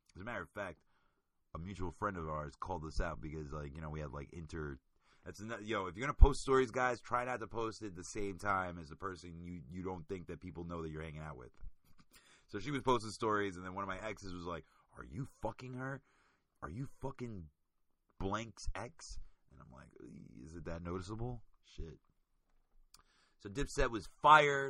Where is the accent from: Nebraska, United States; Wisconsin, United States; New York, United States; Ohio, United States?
New York, United States; New York City; I'm from Queens